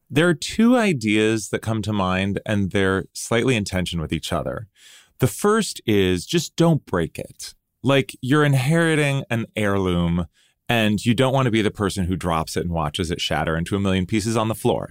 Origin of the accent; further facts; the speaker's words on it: United States; growing up in the United States